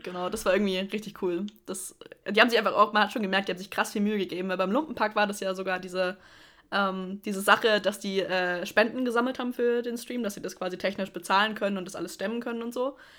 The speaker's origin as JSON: {"language": "German", "area": "Middle Franconia", "region": "Bavaria", "country": "Germany", "said": "ich komme nicht aus Stuttgart, ich komme aus Mittelfranken."}